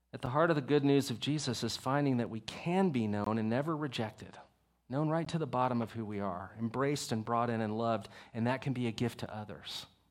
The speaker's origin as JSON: {"language": "English", "region": "Texas", "country": "United States", "said": "I'm from Texas."}